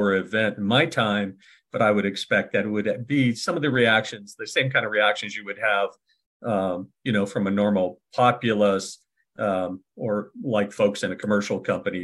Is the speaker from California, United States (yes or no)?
yes; California, United States; also born or lived in San Francisco Bay Area; I'm also from California. I was born in California